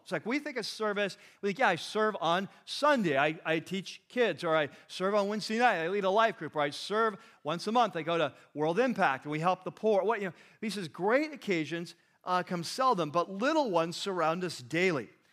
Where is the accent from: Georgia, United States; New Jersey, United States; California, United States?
California, United States; We're from California.